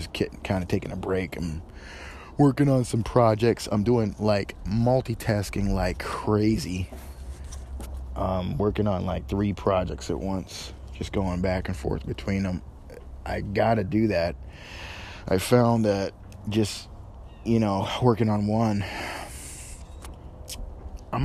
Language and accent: English; northern New York, United States; now in Tennessee, United States; I'm from New York. Originally, I was raised in New York, mostly northern New York